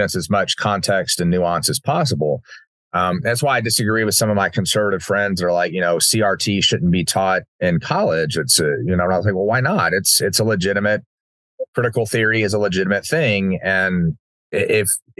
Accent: Uvalde, Texas, United States; having my small little world that growing up in Uvalde

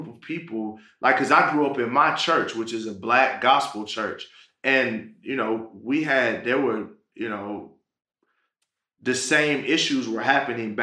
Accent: Pontiac, Michigan, United States; I'm from Pontiac, Michigan. That's right out of Detroit.

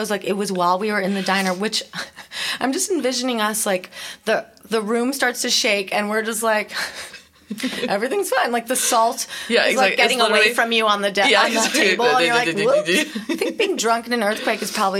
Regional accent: Chicago, Illinois, United States; when I grew up in Chicago where it's very cold

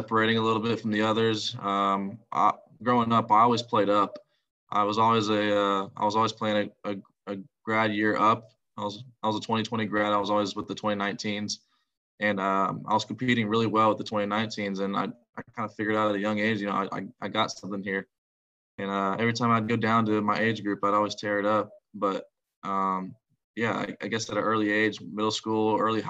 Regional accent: Longwood, Florida, United States; moved away as an adult; I'm from Longwood, Florida. Went to Lake Mary High School.

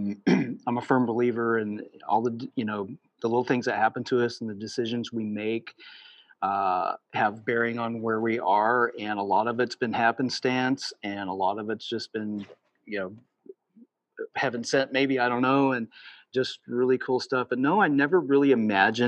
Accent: Cambria, Illinois, United States; I grew up in Southern Illinois, in Cambria, Illinois

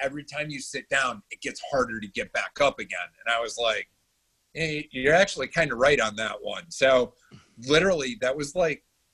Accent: Syracuse, New York, United States; also born or lived in Adirondacks; now in Charlotte, United States; I grew up in Syracuse

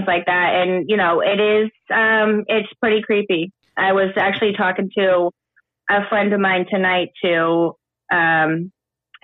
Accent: Salem, Massachusetts, United States; I'm from Salem, Massachusetts

